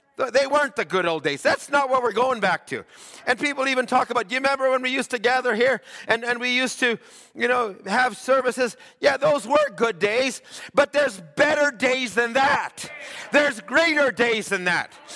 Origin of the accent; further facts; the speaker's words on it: Alberta, Canada; I grew up in Alberta